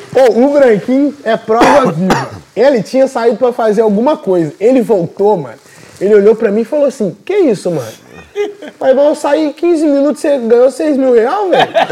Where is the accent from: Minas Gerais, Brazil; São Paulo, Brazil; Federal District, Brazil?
Minas Gerais, Brazil; Juiz de Fora; sou de Fora, Minas